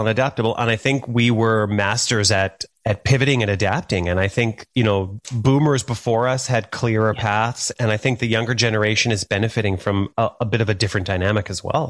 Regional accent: Thunder Bay, Ontario, Canada; moved away; also born or lived in Calgary; I grew up in Thunder Bay, Northwestern Ontario

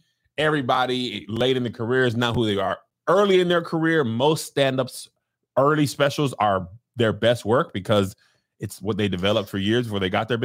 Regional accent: El Paso, Texas, United States; When I was growing up in El Paso

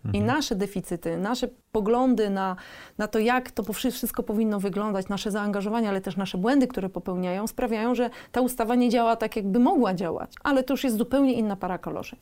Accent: Gdańsk, Pomeranian Voivodeship, Poland; jesteśmy z Gdańska

